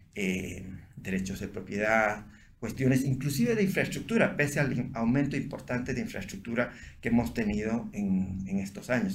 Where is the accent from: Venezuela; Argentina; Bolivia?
Bolivia; yo soy de la Cámara de Santa Cruz, de Bolivia, y este es mi país